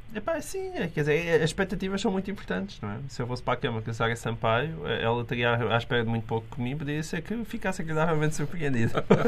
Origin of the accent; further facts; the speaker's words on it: Portugal; enquanto português